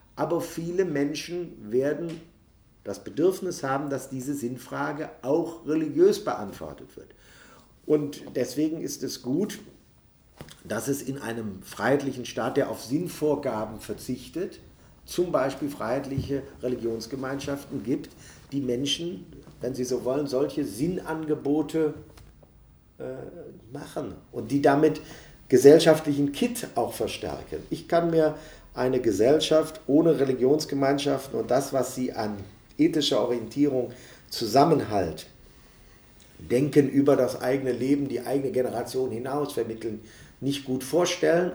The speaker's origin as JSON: {"language": "German", "town": "Neuss", "region": "North Rhine-Westphalia", "country": "Germany", "tie": "born or raised there", "said": "In meiner Heimatstadt Neuss gibt es eine superlebendig griechisch-orthodoxe, äh, Kirchengemeinde"}